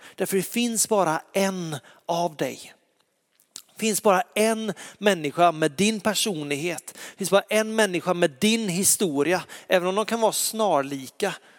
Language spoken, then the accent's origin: Swedish; Lysekil, Västra Götaland, Sweden; jag är uppväxt i Lysekil, i en fantastisk församling